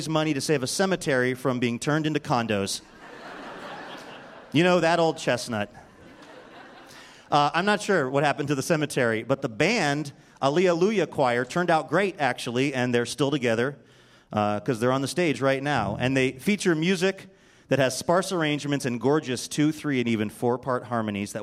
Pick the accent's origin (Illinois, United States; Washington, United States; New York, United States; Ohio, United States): Washington, United States; Seattle; my hometown paper, the Seattle Times